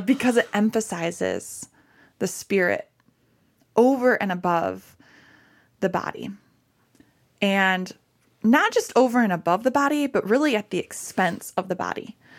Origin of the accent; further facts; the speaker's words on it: Michigan, United States; I'm from Michigan.